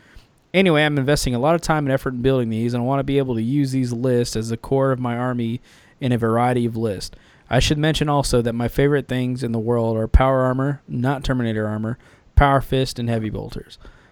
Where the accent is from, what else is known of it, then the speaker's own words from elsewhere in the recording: Champaign, Illinois, United States; Random personal fact, I grew up in Champaign, Urbana. So it's fun hearing you talk about Central Indiana.